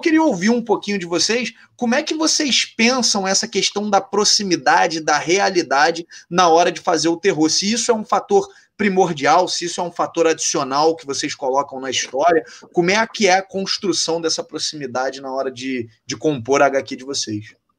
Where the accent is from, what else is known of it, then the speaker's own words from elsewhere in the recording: Rio de Janeiro, Brazil; accent: carioca; eu sou carioca, né? Deve dar para perceber pelo minha, meu jeito de falar